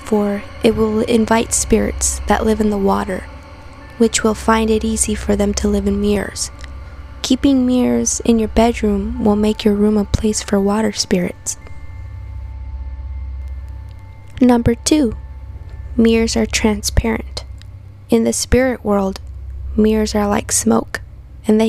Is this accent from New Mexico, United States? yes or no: yes; Santa Fe, New Mexico, United States; born and raised in Santa Fe, New Mexico.